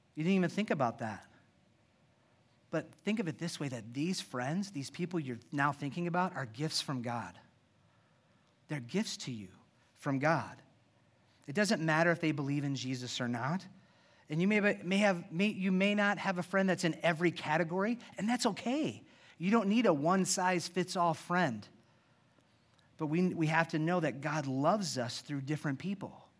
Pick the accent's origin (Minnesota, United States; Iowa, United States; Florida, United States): Iowa, United States; I was born and raised in Iowa